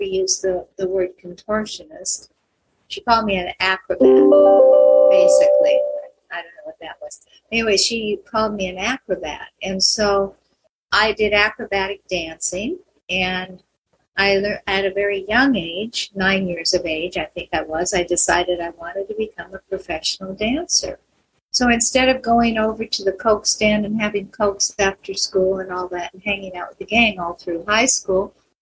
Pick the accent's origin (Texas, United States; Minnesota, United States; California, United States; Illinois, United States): California, United States; Escondido; also born or lived in Astoria, Oregon / San Diego, California; I was born in Astoria, Oregon. My parents moved to Escondido when I was, San Diego actually, when I was three. When I was nine, they moved me to Escondido